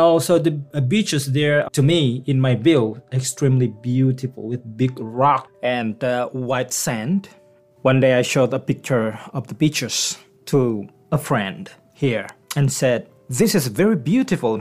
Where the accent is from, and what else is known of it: Bangka Belitung Islands, Indonesia; born or raised there; English is a second language; moved away as an adult; also born or lived in Yogyakarta, Indonesia; now in Newfoundland, Canada